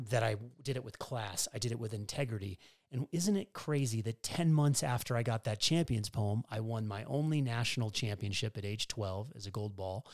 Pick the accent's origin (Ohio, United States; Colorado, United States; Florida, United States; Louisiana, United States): Colorado, United States; Denver; moved away as an adult; growing up in Colorado, it's not a tennis culture. And so for me to go from Denver, Colorado